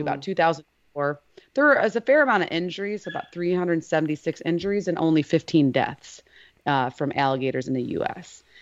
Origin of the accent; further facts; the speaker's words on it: Lake Michigan, United States; I grew up in Lake Michigan